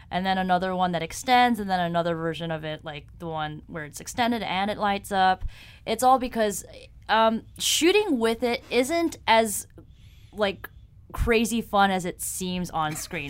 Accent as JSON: {"language": "English", "town": "New York City", "region": "New York", "country": "United States", "tie": "born or raised there", "moved": "as an adult", "lives_now": "Los Angeles, United States", "said": "I'm originally from here, New York"}